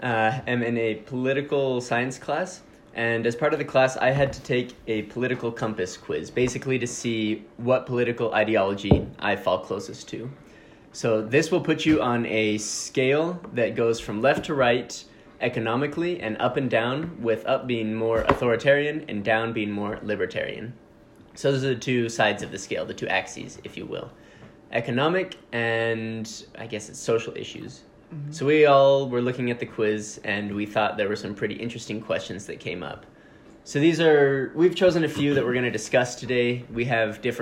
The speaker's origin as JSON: {"language": "English", "country": "United States", "said": "I'm not American"}